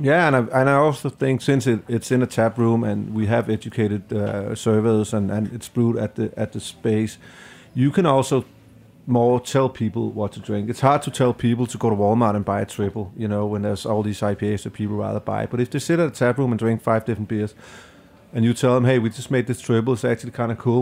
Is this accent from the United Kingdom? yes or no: no; Denmark; now in New York, United States; I'm from Denmark